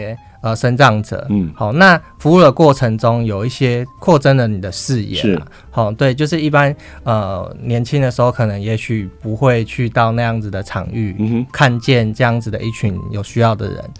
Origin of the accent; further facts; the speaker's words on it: Hsinchu, Taiwan; 我是从从小在新竹长大，